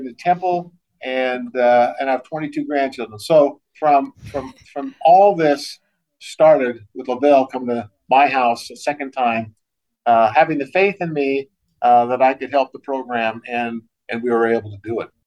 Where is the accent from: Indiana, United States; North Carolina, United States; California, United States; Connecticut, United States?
California, United States; Antioch; my high school, Antioch High School in uh, California